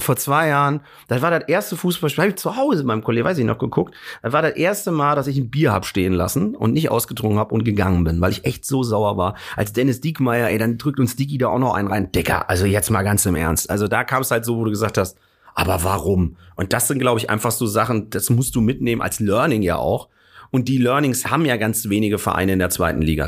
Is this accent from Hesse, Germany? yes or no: yes; Hesse, Germany; moved away as an adult; now in Hamburg, Germany; Komme gebürtig aber aus Hessen